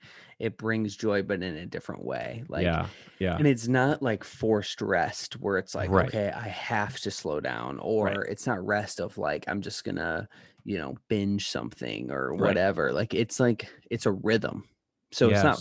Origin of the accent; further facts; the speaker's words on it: Chicago, Illinois, United States; We're from Chicago.